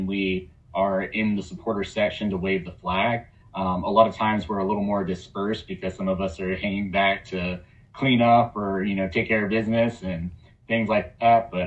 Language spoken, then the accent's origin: English; Atlanta, Georgia, United States; I grew up in Atlanta playing soccer